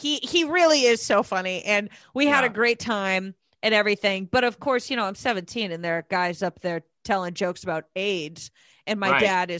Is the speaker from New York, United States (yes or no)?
no; Connecticut, United States; also born or lived in Portland / Texas; So I was born in Portland. {S1} Oh, {S2} and then {S1} all right. {S2} And then my family moved to Connecticut, and then they moved to Texas, and then we went back to Connecticut, and then I went to school in Texas.